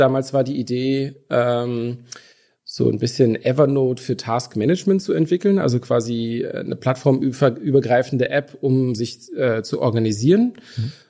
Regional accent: Brandenburg an der Havel, Brandenburg, Germany; accent: Berlinerisch; now in Berlin, Germany; aber tatsächlich bin ich nicht ur sondern geboren in äh, Brandenburg an der Havel

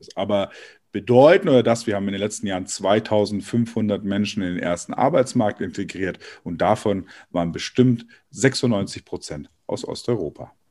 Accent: Germany; bei uns in Deutschland

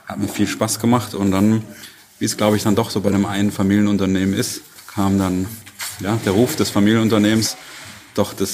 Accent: Heidelberg, Baden-Württemberg, Germany; Ich bin auch eben nicht in Waldenbuch aufgewachsen, sondern ein bisschen weiter weg in Heidelberg.

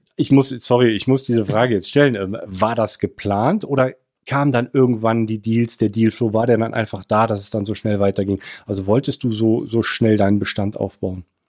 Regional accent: Cologne, North Rhine-Westphalia, Germany; als Kölner aus NRW

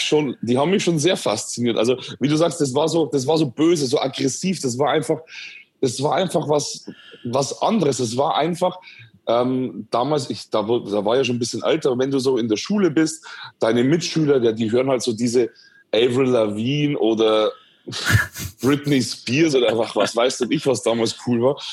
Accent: Schwandorf, Bavaria, Germany; ich bin aufgewachsen und geboren in Schwandorf in Bayern in der Oberpfalz

